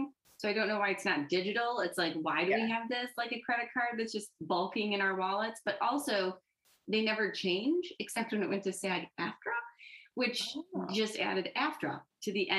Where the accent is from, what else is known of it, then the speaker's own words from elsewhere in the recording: Michigan, United States; I'm from Michigan